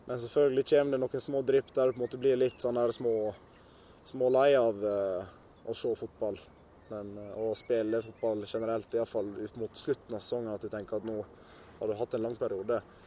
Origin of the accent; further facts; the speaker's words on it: Sandane, Vestland, Norway; oppveksten på Sandane den var veldig kjekk